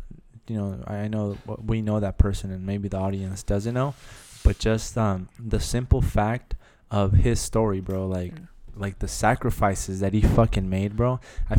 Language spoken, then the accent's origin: English; Los Mochis, Sinaloa, Mexico; I wasn't born, no, but I'm raised there, bro.